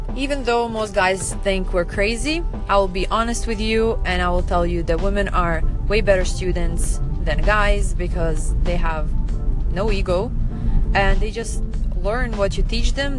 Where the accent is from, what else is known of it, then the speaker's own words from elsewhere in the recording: Serbia; now in Fort Lauderdale, United States; I'm originally from Serbia, which is in Southeast Europe